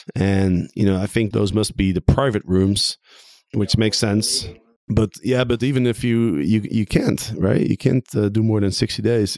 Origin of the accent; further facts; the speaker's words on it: Amsterdam, North Holland, Netherlands; I am in my hometown of Amsterdam